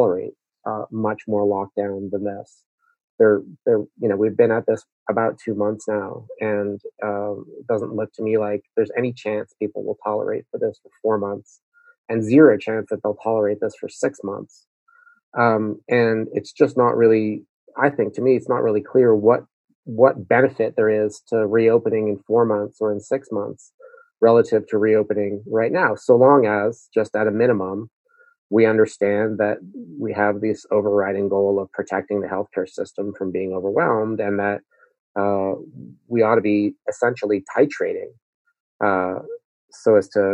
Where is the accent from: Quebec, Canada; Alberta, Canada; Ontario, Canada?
Quebec, Canada; Montreal; moved away; I grew up in Montreal